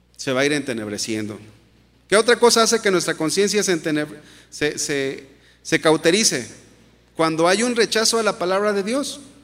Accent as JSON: {"language": "Spanish", "country": "Mexico", "said": "como mexicanos"}